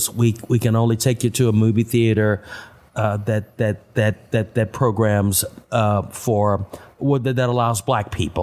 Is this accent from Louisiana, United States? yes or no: no; Austin, Texas, United States; I was born and raised here in Austin, Texas.